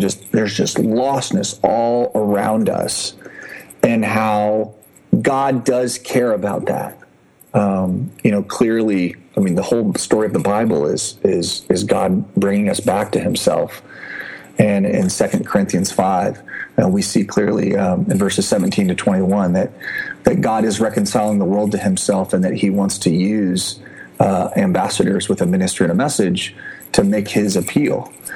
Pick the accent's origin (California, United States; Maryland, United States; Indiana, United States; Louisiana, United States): Indiana, United States; Indianapolis; moved away as an adult; also born or lived in Japan; I'm originally from Indianapolis, grew up there